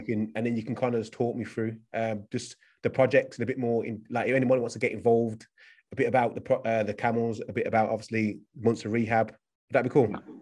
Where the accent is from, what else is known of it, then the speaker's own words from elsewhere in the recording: United Kingdom; I'm from the UK.